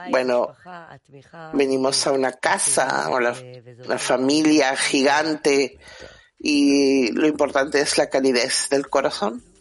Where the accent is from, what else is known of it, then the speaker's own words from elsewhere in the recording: California, United States; now in United Kingdom; Yo vivo en Inglaterra, soy de California